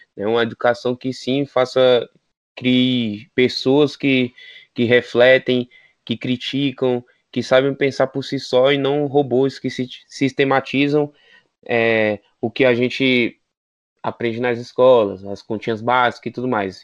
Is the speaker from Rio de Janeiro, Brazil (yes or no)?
no; Federal District, Brazil; Sou daqui do DF